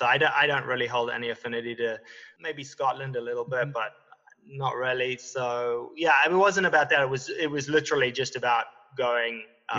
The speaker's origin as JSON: {"language": "English", "town": "Cape Town", "region": "Western Cape", "country": "South Africa", "tie": "born or raised there", "moved": "as an adult", "said": "I was born in Cape Town in a small little town just outside of the city called Hout Bay, and kind of just grew up on the beach down there."}